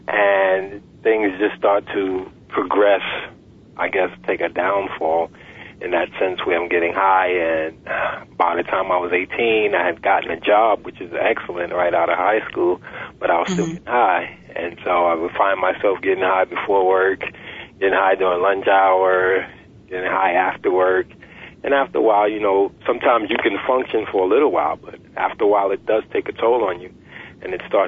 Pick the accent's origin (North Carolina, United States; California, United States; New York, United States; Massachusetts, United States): New York, United States; Yes, I was, right in the projects, in the Wagner projects, in the Upper East Side.